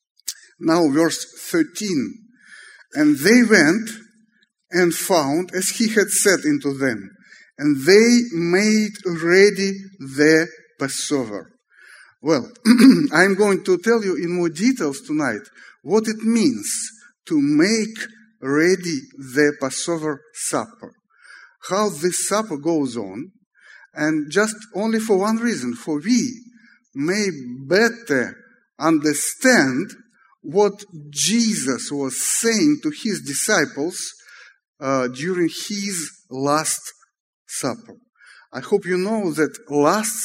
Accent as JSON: {"language": "English", "region": "Moscow", "country": "Russia", "said": "let me read in Russian just to prove that I am from Moscow"}